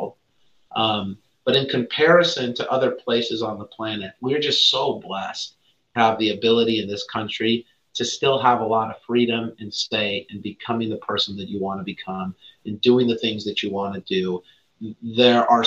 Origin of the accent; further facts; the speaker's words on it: San Diego, California, United States; also born or lived in Virginia; growing up in San Diego